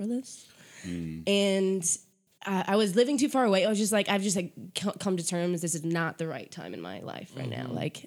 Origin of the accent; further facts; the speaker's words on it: Connecticut, United States; moved away as an adult; back when I was still living in Connecticut, which is where I'm from Connecticut.